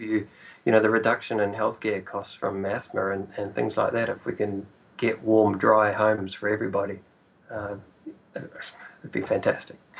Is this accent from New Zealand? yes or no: yes; Whanganui, Manawatū-Whanganui, New Zealand; moved away as an adult; also born or lived in Auckland; it's my hometown. It's where I was born and went to school.